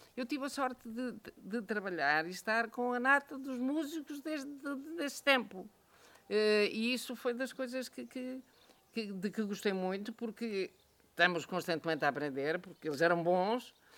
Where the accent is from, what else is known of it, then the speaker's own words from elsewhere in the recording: Manhouce, Viseu, Portugal; eu conheci a minha terra sem luz, sem telefone, sem estrada, eh, portanto, isolado.